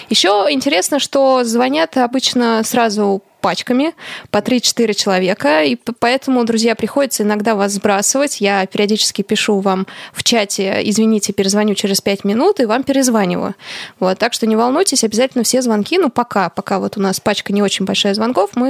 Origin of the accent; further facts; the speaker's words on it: Irkutsk, Irkutsk Oblast, Russia; Я из Иркутска, помните?